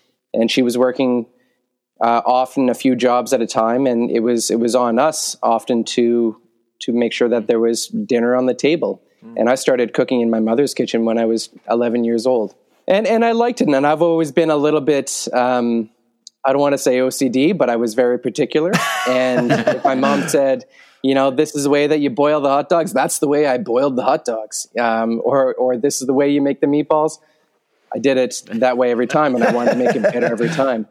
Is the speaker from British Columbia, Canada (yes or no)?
yes; Vancouver Island, British Columbia, Canada; moved away; I grew up on Vancouver Island for the most of my childhood.